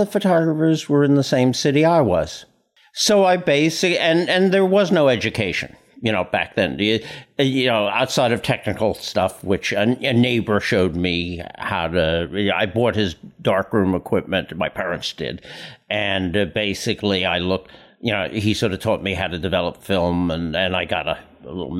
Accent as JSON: {"language": "English", "town": "New York City", "region": "New York", "country": "United States", "tie": "born or raised there", "said": "I was born and raised on Staten Island, one of the boroughs of New York"}